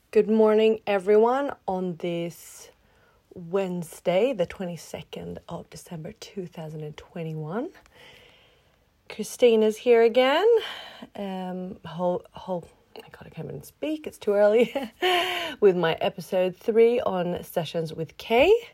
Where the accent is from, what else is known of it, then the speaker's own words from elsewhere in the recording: Australia; first language English; moved away as an adult; also born or lived in Philippines; now in Sweden; I'm half Swedish, I'm half Filipino, and I grew up in Australia